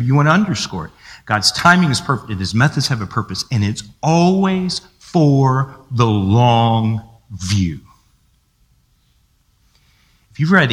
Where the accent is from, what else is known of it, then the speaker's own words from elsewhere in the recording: United States; we're American